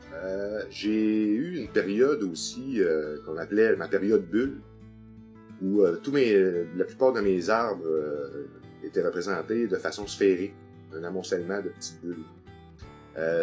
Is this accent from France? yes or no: no; Sept-Îles, Quebec, Canada; also born or lived in Chicoutimi; je suis natif de Chicoutimi, mais j'ai été baptisé à cette île. Donc, euh, j'avais trois mois quand je suis arrivé sur la côte nord